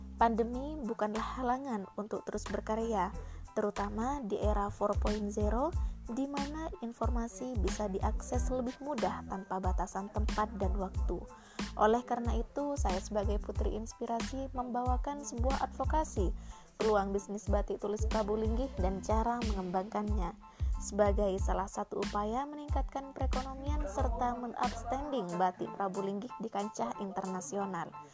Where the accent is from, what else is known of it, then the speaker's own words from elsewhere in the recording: Probolinggo, East Java, Indonesia; Desa Buru Lor, Kecamatan Tegal Siwalan, Kabupaten Probolinggo adalah tempat kelahiranku